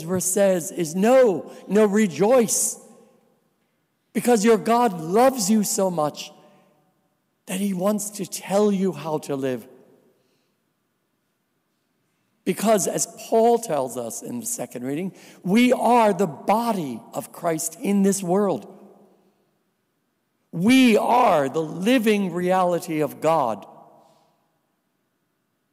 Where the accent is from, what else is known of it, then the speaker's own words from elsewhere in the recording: New Jersey, United States; also born or lived in Grenada; now in Buffalo, United States; I'm a Polish boy. And I am originally from New Jersey